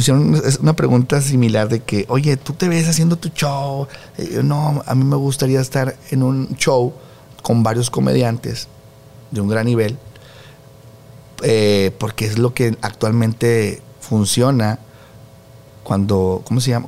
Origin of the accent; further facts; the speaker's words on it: Monterrey, Nuevo León, Mexico; moved away as an adult; now in Mexico City, Mexico; yo soy de Monterrey, señores. Y ando en México